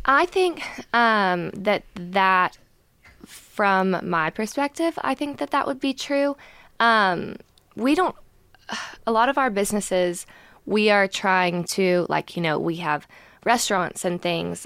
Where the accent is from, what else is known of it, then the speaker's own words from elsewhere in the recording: Gainesville, United States; I'm from Gainesville